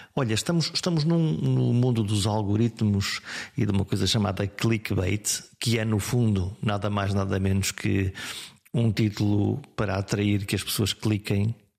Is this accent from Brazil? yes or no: no; Viana do Castelo, Norte, Portugal; a minha terra é Viana do Castelo